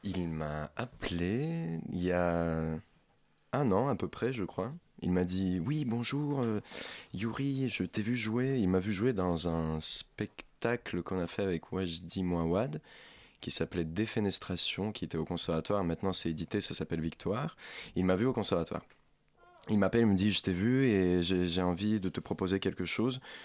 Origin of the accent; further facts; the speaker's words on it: Ukraine; French is a second language; now in France; ukrainien, parce que je suis ukrainien, je ne suis pas français